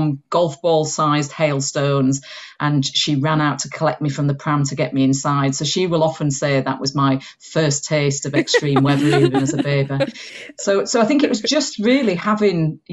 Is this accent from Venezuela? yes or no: no; Huddersfield, Yorkshire and the Humber, United Kingdom; accent: Yorkshire; moved away as an adult; now in South of England, United Kingdom; I've got a twang of a Yorkshire accent in here, although I've lived in the south of England for the last 25 years. But I grew up in Yorkshire on top of the Pennines in Uddersfield